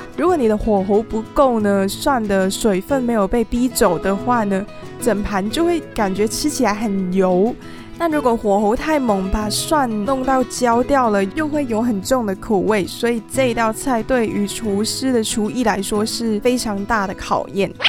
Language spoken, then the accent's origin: Chinese; Hong Kong; now in Taiwan; 我小时候在香港都是吃怎么长大的